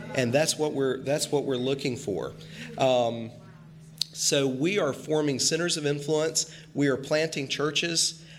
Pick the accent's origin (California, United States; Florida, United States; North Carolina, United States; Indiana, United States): North Carolina, United States; Western; moved away as an adult; now in Kennebunkport, United States; I'm originally from Western North Carolina